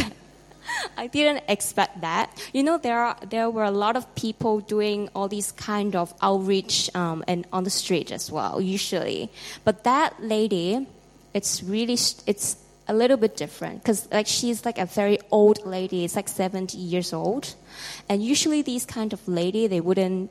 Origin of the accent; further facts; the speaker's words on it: Hong Kong; I'm from Hong Kong